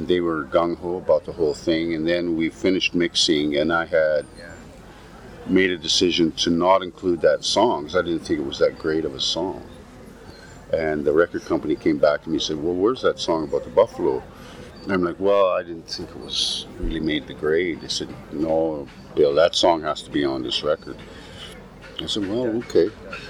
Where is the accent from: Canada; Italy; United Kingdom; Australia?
Canada; Alberta; I grew up in Alberta and my parents played music when I was little